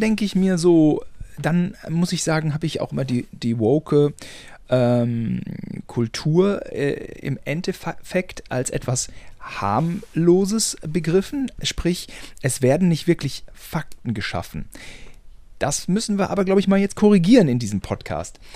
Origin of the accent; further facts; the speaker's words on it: Germany; wir beide als Deutsche